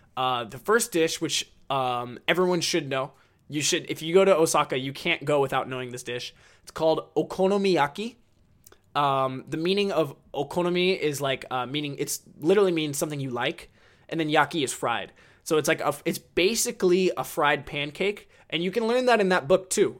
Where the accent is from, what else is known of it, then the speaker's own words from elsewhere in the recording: United States; I'm American